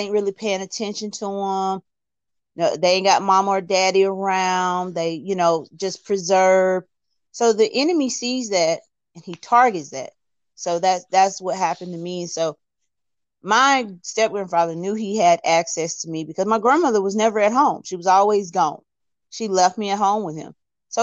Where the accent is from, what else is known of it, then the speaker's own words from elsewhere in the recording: Alabama, United States; I'm from Alabama.